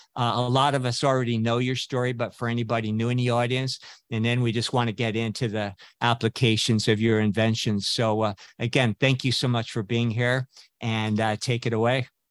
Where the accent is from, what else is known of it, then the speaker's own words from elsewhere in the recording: West Coast, United States; I grew up on the West Coast